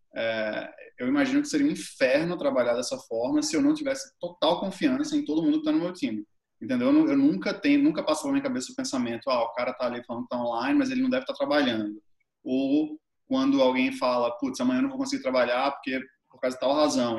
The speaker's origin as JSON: {"language": "Portuguese", "country": "Brazil", "said": "eu sou brasileiro"}